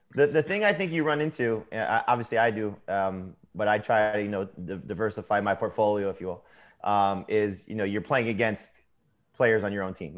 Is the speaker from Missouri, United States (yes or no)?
no; South Florida, United States; I'm from South Florida